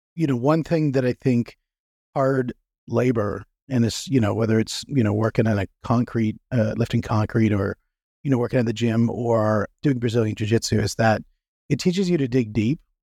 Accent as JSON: {"language": "English", "country": "Canada", "said": "I'm from Canada"}